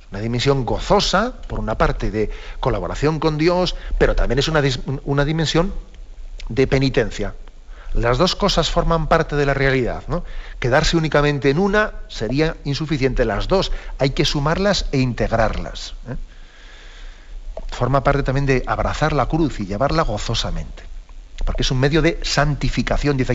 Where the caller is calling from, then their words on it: Madrid, Community of Madrid, Spain; de Madrid.